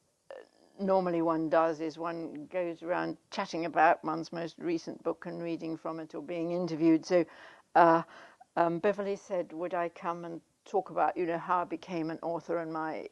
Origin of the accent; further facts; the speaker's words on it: South Africa; moved away as an adult; I grew up in South Africa, which I left when I was 20 in 1963.